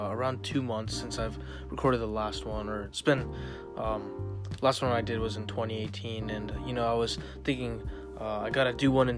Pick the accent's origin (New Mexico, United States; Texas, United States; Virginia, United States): Virginia, United States; also born or lived in Fairfax, Virginia / Ashburn, Virginia; I have lived in Virginia my whole life. I haven't lived anywhere else